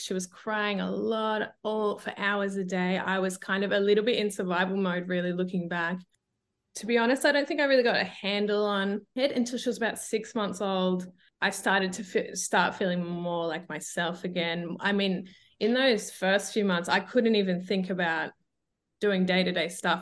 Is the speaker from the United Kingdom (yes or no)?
no; Australia; accent: Australian; moved away as an adult; now in Europe; I'm originally Australian, as you can hear from my voice.